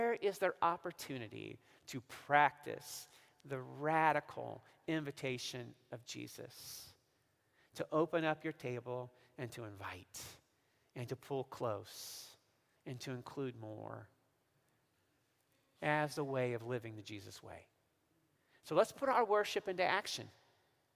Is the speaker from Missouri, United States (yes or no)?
yes; Missouri, United States; now in Oak Park, United States; growing up in Missouri